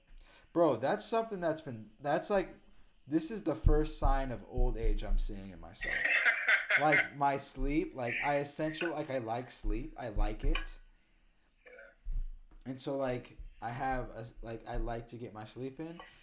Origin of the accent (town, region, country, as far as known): Cedar Rapids, Iowa, United States; born or raised there; also born or lived in Austin, Texas; now in New York City, United States